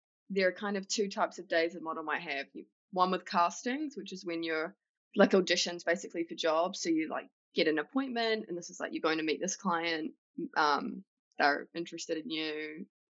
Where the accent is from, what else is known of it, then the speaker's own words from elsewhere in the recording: Palmerston North, Manawatū-Whanganui, New Zealand; moved away as an adult; now in New York, United States; I grew up in Palmerston North, so I just started flying back and forth from Palmy to Auckland